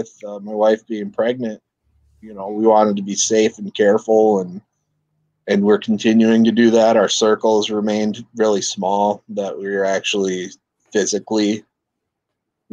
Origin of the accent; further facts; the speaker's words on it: Saginaw, Michigan, United States; moved away as an adult; also born or lived in Mount Pleasant, Michigan; now in Lansing, United States; originally, I'm from Saginaw, just not too far. Lived there, went off to college at Central